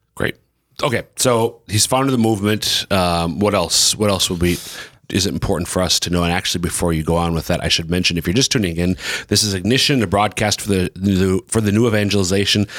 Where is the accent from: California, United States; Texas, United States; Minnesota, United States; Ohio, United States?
Minnesota, United States; Central; now in Sioux Falls, United States; I'm from Central Minnesota, but all five of our kids are born and raised here in sunny Sioux Falls